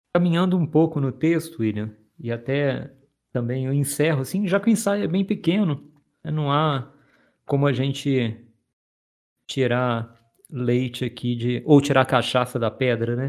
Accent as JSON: {"language": "Portuguese", "region": "Minas Gerais", "country": "Brazil", "said": "Sou mineiro"}